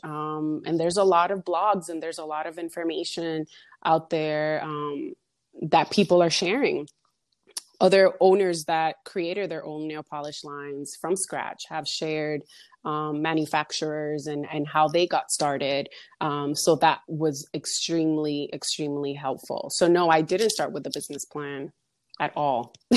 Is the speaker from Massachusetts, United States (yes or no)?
yes; Massachusetts, United States; also born or lived in Dominican Republic; I'm from the Dominican Republic. I was born there, but I was raised in Massachusetts.